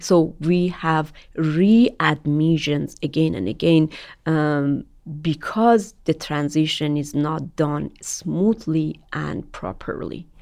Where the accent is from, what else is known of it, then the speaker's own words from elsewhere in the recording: Iran; moved away as an adult; Iran, my home country